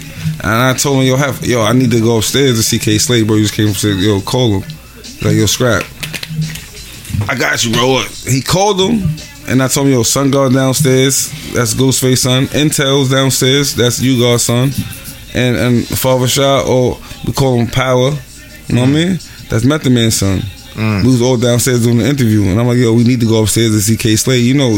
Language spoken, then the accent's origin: English; Honduras; I'm from Honduras, right?